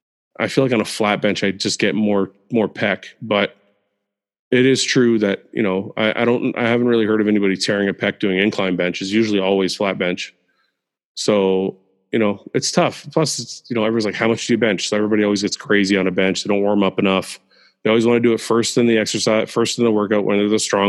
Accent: Canada; I was born in Canada.

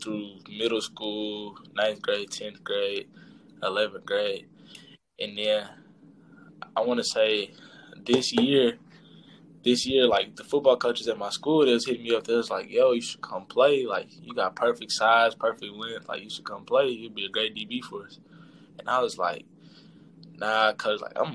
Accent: DeSoto, Texas, United States; I'm from DeSoto, Texas.

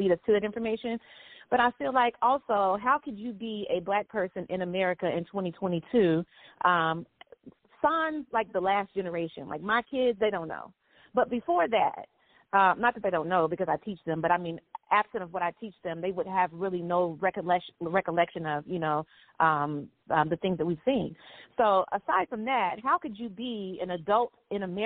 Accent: the South, United States; growing up in the South, the first generation in a school system that had been segregated when my mother was a child

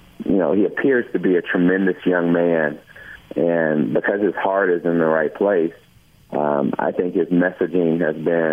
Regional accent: Kentucky, United States; recited the "I Have a Dream" speech, you know, every February, in front of big audiences, growing up in Kentucky

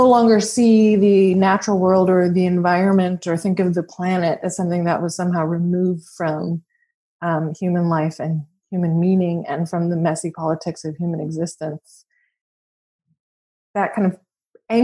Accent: Washington, United States; I'm an American. I grew up in Washington State

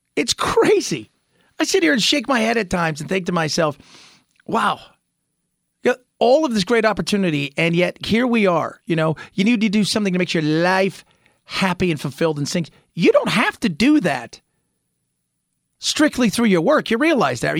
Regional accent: Southern California, United States; now in Phoenix, United States; Growing up in Southern California

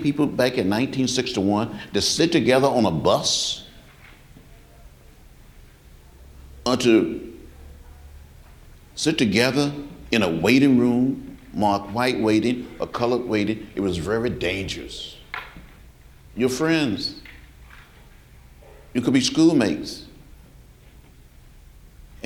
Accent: Alabama, United States; I grew up in Alabama. Rural Alabama

